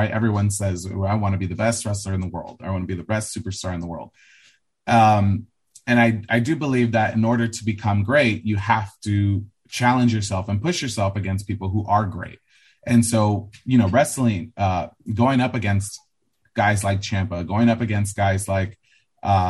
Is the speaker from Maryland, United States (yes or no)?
no; Los Angeles, California, United States; growing up in Los Angeles and being from the suburbs